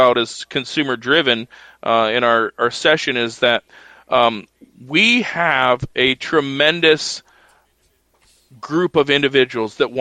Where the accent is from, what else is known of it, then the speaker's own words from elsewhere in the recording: United States; American sheep producers